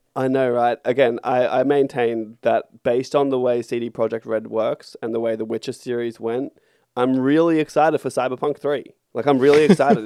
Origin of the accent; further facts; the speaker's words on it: Australia; we are in Australia and we are Australian.